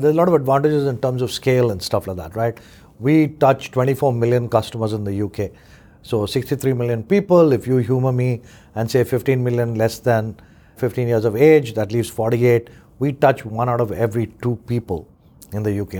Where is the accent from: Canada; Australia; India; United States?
India; now in United Kingdom; I grew up in India